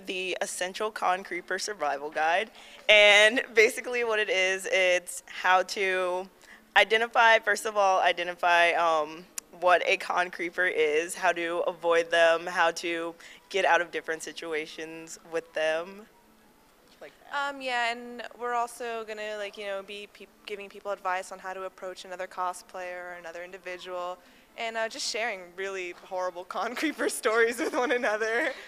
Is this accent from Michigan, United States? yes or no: no; Silver Spring, Maryland, United States; I am from Silver Spring, Maryland.